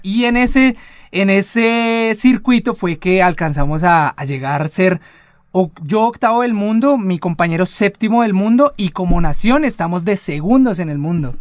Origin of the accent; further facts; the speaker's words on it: Colombia; en este momento somos cuatro colombianos